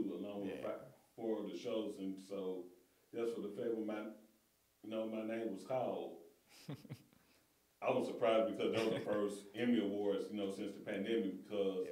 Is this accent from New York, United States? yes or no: no; Holly Springs, Mississippi, United States; moved away; I'm originally from Holly Springs, Mississippi, just 30 minutes up the road from Memphis, and my hometown happens to be the birthplace of Ida B. Wells